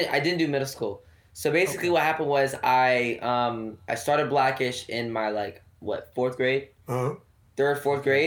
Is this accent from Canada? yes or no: no; Oxnard, California, United States; now in Los Angeles, United States; Oxnard will always be, you know, like where I'm from